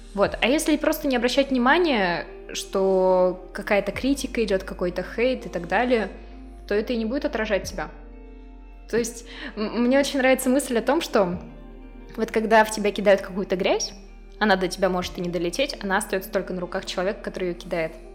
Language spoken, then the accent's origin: Russian; Izhevsk, Udmurtia, Russia; Родилась в Ижевске, в самой обычной семье